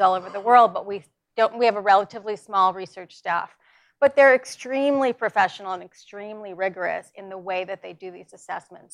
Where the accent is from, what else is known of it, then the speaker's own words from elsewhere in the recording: New York, United States; I'm from New York